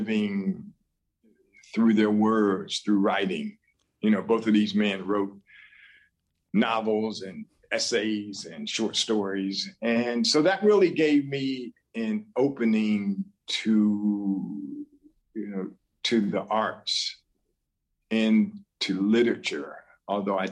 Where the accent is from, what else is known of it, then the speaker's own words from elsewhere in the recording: Columbus, Ohio, United States; moved away as an adult; also born or lived in New York City / Charleston, West Virginia / Pittsburgh / Boston; stayed in my hometown of Columbus, Ohio for a few years